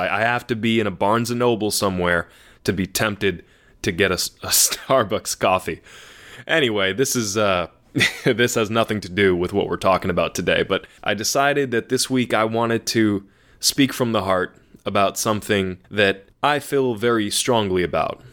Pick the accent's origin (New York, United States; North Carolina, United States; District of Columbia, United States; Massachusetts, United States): Massachusetts, United States; I am from Massachusetts, born and raised